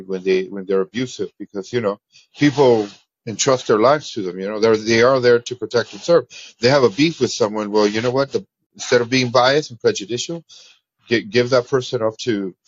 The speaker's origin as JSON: {"language": "English", "country": "Mexico", "lives_now": "United States", "said": "I call out my Mexican people."}